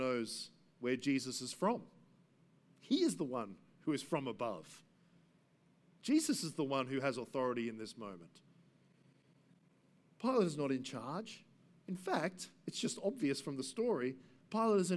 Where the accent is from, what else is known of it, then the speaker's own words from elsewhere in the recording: Gympie, Queensland, Australia; also born or lived in Brisbane; now in Cornubia, Australia; I grew up in Gympie